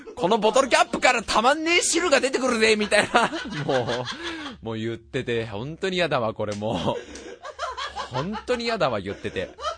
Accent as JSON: {"language": "Japanese", "region": "Saitama", "country": "Japan", "tie": "born or raised there", "said": "埼玉県育ちってことがバレちゃう"}